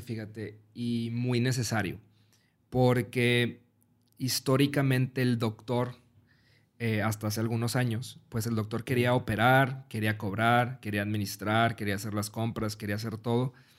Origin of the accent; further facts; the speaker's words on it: Mexico; yo soy mexicano